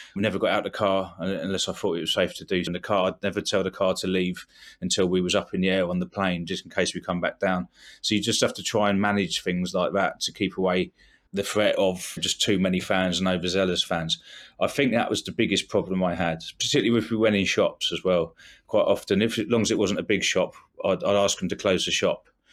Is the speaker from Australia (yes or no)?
no; England, United Kingdom; being English